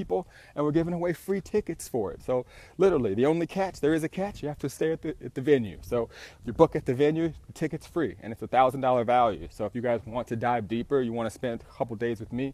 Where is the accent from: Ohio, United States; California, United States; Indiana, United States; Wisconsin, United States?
California, United States; Southern; I'm an entrepreneur from Southern California